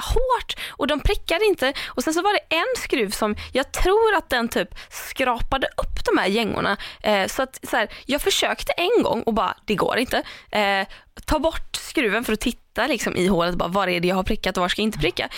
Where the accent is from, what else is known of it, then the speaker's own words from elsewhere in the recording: Tahult, Sweden; ta Hult där jag är ifrån